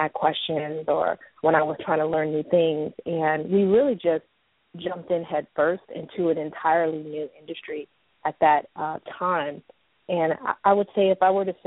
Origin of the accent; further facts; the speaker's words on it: Oakland, California, United States; I grew up in Oakland, California